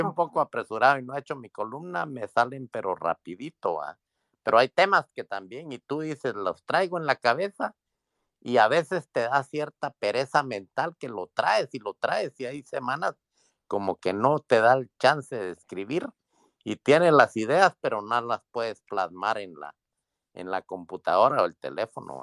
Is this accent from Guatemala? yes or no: yes; Guatemala; moved away as an adult; now in Washington, United States; Yo, yo soy migrante, soy guatemalteco, vivo aquí en Washington.